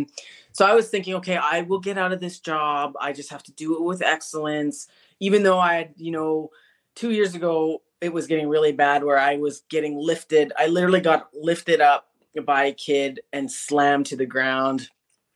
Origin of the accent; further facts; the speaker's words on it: Canada; also born or lived in Winnipeg, Manitoba; I'm Canadian. I live in a city called Winnipeg, which is central Canada